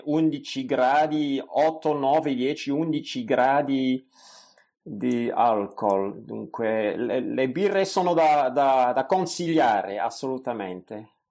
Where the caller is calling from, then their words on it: Belgium; vi ascolto dal Belgio. Eh, se devo presentare il mio paese, direi che il Belgio è un paese molto piccolo.